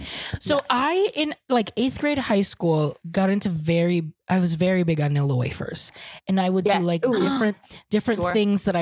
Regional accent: Philippines; moved away; I grew up with in the Philippines.

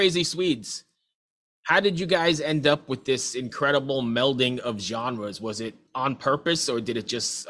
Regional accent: Long Island, New York, United States; I'm originally from Long Island

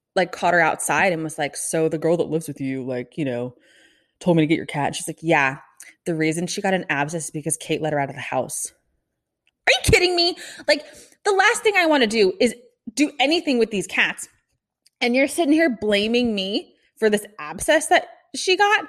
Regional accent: Kansas City, United States; moved away as an adult; also born or lived in Omaha, Nebraska; I am from Kansas City, grew up there

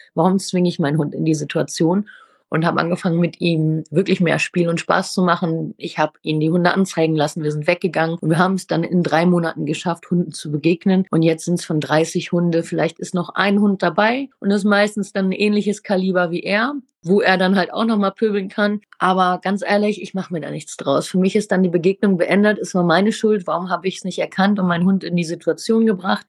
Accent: Ruhr area, near Dortmund, North Rhine-Westphalia, Germany; ich komme aus dem Ruhrgebiet, aus der Nähe von Dortmund

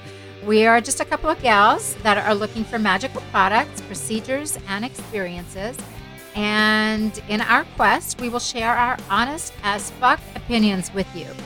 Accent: South Africa; moved away; also born or lived in Israel; I was born in Israel, and I grew up in South Africa

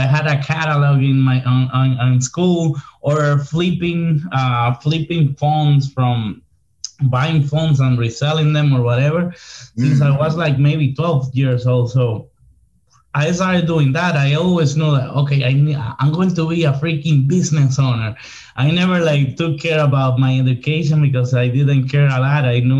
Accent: Santo Domingo, Distrito Nacional, Dominican Republic; English is a second language; now in Miami, United States; I'm from the city, like la capital, Santo Domingo.

